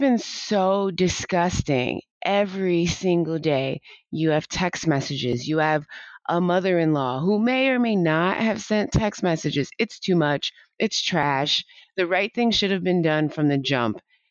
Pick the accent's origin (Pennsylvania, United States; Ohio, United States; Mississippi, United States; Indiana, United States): Ohio, United States; Well, I grew up in Ohio. I'm a super proud Ohioan.